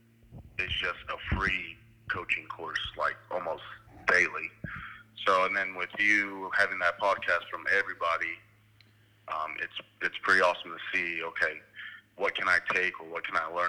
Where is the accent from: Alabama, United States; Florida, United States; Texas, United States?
Florida, United States; Miami; now in Meeker, Oklahoma, United States; I was born in Miami, Florida, from immigrant parents